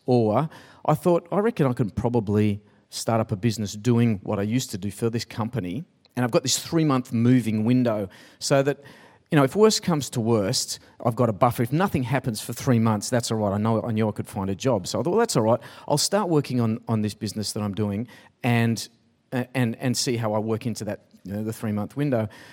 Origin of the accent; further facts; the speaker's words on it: Sydney, New South Wales, Australia; also born or lived in Pymble; I grew up in Taramara.